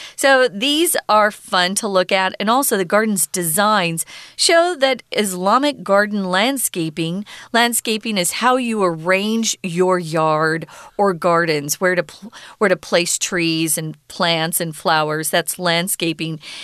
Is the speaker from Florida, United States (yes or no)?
no; Arizona, United States; now in Taiwan; I'm from Arizona, even to have a cloud in the sky, we think that's so cool because we hardly ever have clouds.